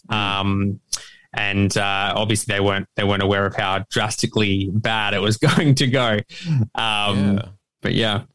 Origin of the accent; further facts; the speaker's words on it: Australia; me as an Australian author